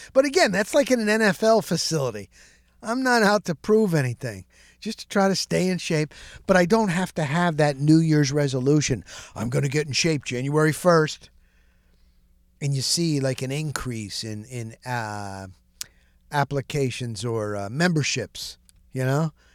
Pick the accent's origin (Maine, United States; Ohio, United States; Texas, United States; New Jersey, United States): New Jersey, United States; I grew up in New Jersey